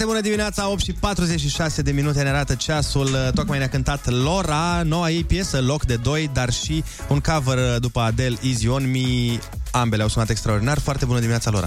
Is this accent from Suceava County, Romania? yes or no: yes; Suceava, Suceava County, Romania; eu sunt din Suceava